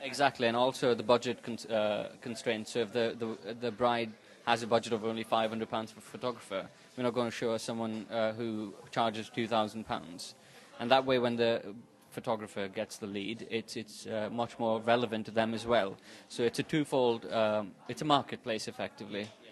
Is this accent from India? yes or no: yes; India; moved away as an adult; now in Manchester, United Kingdom; I'm from India, half Portuguese, half Indian. Um, I moved to Manchester about four years ago.